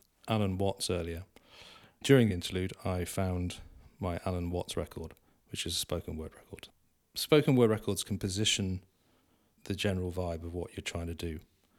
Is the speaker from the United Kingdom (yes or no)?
yes; South West England, United Kingdom; because of my background, because I'm from Cornwall